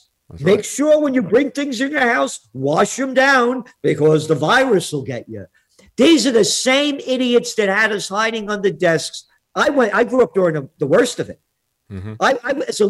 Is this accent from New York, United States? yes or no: yes; Bronx, New York, United States; These are the kind of guys when I grew up. You know, you're from Brooklyn. I was from the Bronx.